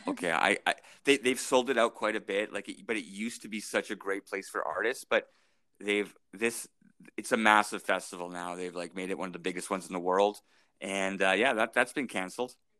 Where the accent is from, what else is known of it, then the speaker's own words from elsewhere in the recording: St. Albert, Alberta, Canada; now in Edmonton, Canada; I grew up in St. Albert